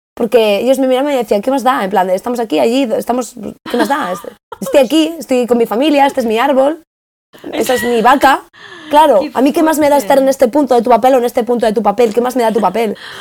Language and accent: Spanish; Spain; moved away as an adult; yo vengo de España